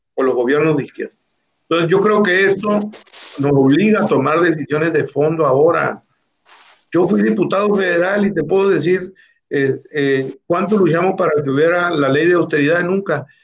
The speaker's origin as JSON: {"language": "Spanish", "town": "La Ribera", "region": "Baja California Sur", "country": "Mexico", "tie": "born or raised there", "said": "Yo soy originario de la Ribera"}